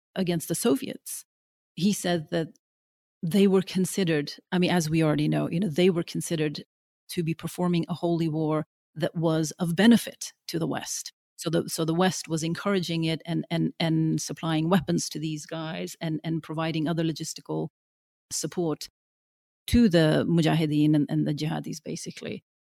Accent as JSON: {"language": "English", "country": "Norway", "tie": "born or raised there", "moved": "as an adult", "lives_now": "London, United Kingdom", "said": "growing up in Norway, I always felt like, you know, this strange sort of dark child in, in the sea of the blonde and the blue-eyed"}